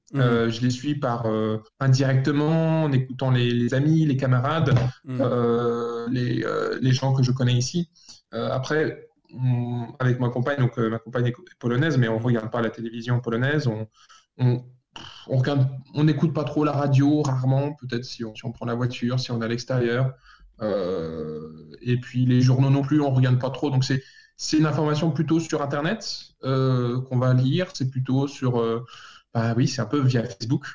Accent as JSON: {"language": "French", "country": "France", "moved": "yes", "said": "en tant que Français"}